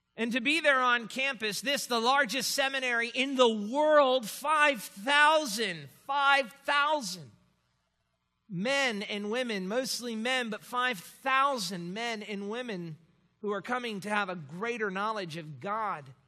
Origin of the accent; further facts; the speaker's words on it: Miami, Florida, United States; moved away as an adult; also born or lived in Louisville, Kentucky; I had never left home before, home being Miami